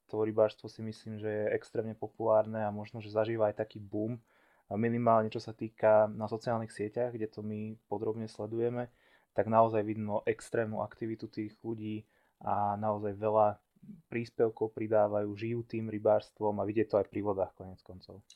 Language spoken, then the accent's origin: Slovak; Levice, Nitra Region, Slovakia; môj ocino bol celý život rybár a párkrát som s ním bol na hrone, ja som zase od Levic